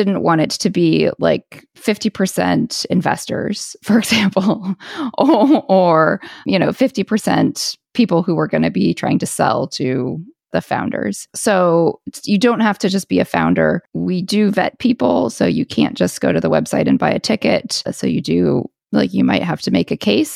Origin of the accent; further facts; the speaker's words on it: United States; now in Paris, France; I am an American and I do live in Paris